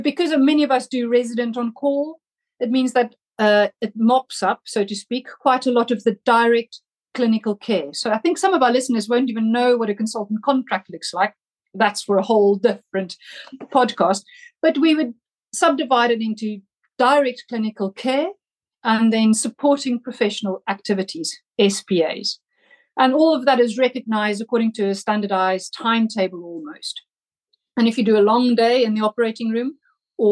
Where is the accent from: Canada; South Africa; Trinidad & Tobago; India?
South Africa; moved away as an adult; also born or lived in Germany / Scotland; now in Oxford, United Kingdom; I was born in Germany, but grew up in South Africa, and that's where I studied medicine